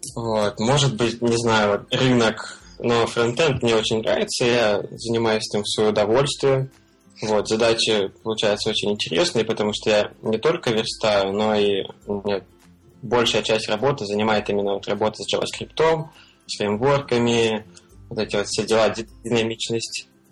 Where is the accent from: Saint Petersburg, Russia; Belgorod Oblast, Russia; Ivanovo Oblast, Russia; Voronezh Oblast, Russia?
Belgorod Oblast, Russia; Belgorod; moved away as an adult; now in Thailand; я из Белгорода вообще родом